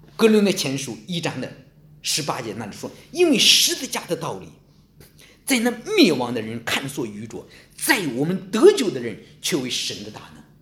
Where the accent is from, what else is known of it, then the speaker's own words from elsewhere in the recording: China; 我们中国人非常懂策略